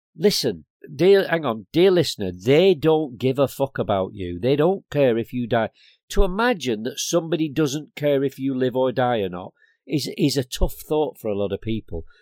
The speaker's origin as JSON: {"language": "English", "town": "Blackburn", "region": "North West England", "country": "United Kingdom", "tie": "born or raised there", "moved": "yes", "lives_now": "Bristol, United Kingdom", "said": "I was brought up in Black Bin, Lancashire"}